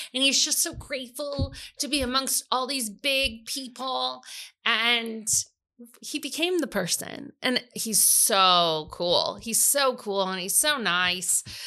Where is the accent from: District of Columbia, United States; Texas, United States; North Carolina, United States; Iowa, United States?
Iowa, United States; also born or lived in Missouri; I was from Iowa